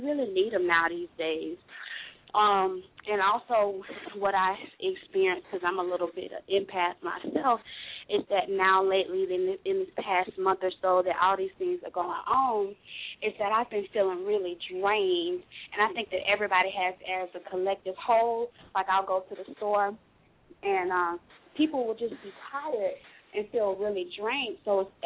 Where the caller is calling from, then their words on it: Florida, United States; I'm calling from Florida